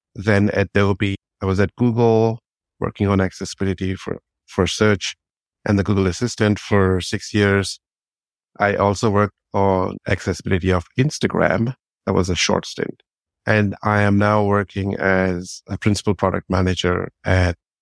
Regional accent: India; moved away as an adult; also born or lived in United Kingdom; now in Berkeley, United States; I'm actually originally from India. I was born in India. I grew up there for 28 years.

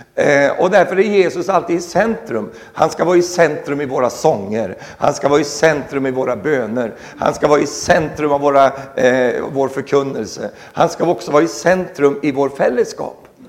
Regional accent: Sweden; moved away; also born or lived in Norway; jag är fortsatt också svensk medborgare

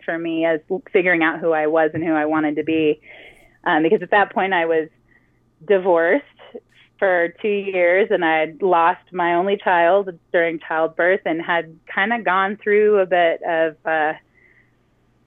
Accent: California, United States; moved away as an adult; also born or lived in Ohio; I grew up in California

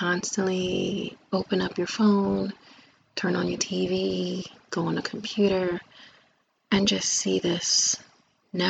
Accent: United States; I am African American, but I do identify also with my native heritage for the indigenous people of Turtle Island, also known as this lovely country, America

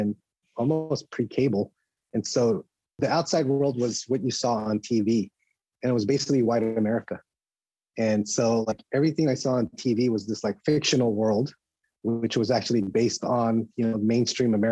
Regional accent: West Covina, California, United States; now in San Francisco, United States; I grew up in the suburbs east of LA in a community called West Covina, in the San Gabriel Valley

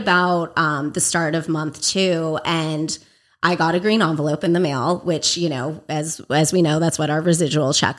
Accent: Agoura Hills, California, United States; also born or lived in Los Angeles, California; I grew up Agoura Hills area

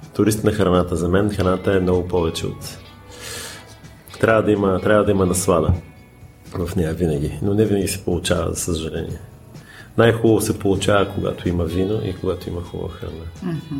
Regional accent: Bulgaria; moved away; also born or lived in United States; аз съм българин

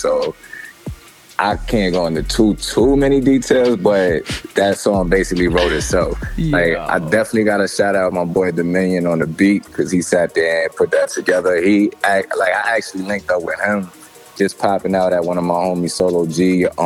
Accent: New York City, New York, United States; growing up in Brooklyn, New York

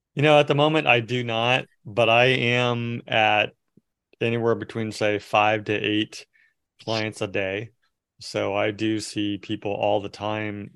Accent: Merced, California, United States; I grew up in Merced area where, uh, it's, it's, which is Central Valley

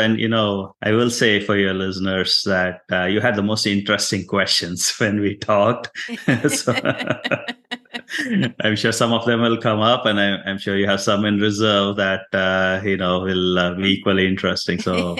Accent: India; English is a second language; moved away as an adult; also born or lived in Houston, United States; now in United States; I am from India, an immigrant to the United States.

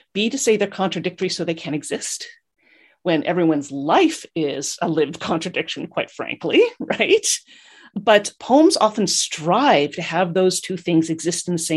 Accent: Winnipeg, Manitoba, Canada; moved away as an adult; now in Waterloo, Canada; I'm originally from Winnipeg, Manitoba

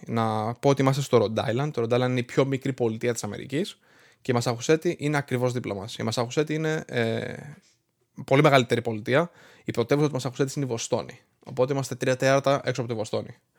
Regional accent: Greece; moved away as an adult; now in Rhode Island, United States; εγώ έφυγα από την Ελλάδα το Δεκέμβρη του 2011. Ήμουνα 18 χρονών και είχα μόλι τελειώσει το Λύκειο

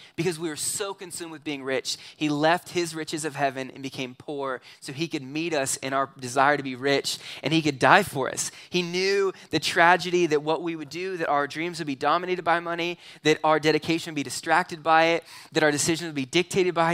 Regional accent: Southern California, United States; moved away; also born or lived in McCook, Nebraska; I grew up in Southern California

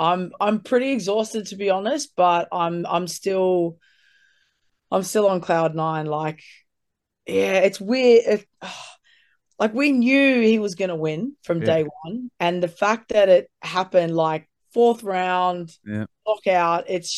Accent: Bondi, New South Wales, Australia; I am. Yeah, I went to school here. Still haven't left.

